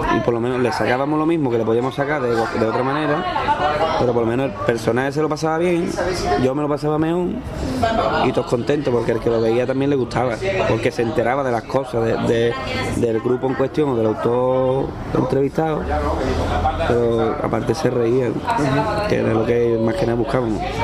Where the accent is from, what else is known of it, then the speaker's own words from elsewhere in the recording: Cádiz, Andalusia, Spain; me gusta ver cosas de mi tierra en otro sitio